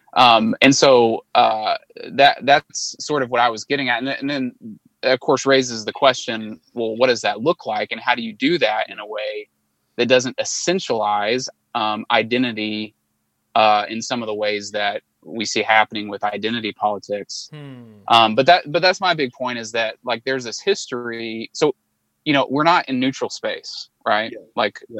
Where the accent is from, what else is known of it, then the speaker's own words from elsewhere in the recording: Arkansas, United States; also born or lived in Chicago, United States / Little Rock, United States; I'm from Arkansas. Um, was born and raised in Arkansas